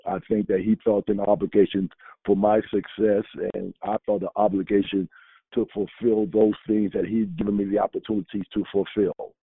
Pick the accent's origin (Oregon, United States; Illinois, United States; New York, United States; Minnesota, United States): New York, United States; New York City; moved away; also born or lived in Chapel Hill; growing up in Harlem